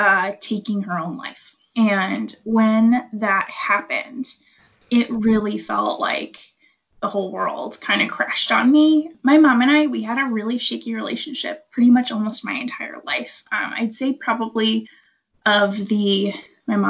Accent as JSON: {"language": "English", "region": "New England", "country": "United States", "also_born_or_lived": "Seattle", "moved": "yes", "said": "I am from the New England area of the United States originally"}